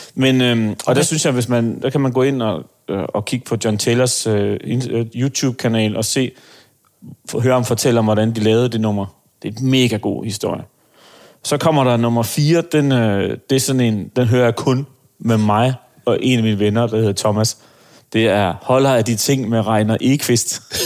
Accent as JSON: {"language": "Danish", "town": "Aarhus", "region": "Central Denmark Region", "country": "Denmark", "said": "jeg er jo fra Aarhus af"}